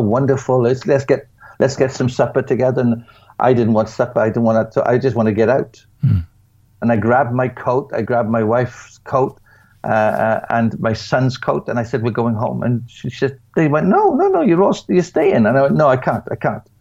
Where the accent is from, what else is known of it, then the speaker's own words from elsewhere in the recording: United Kingdom; being a British person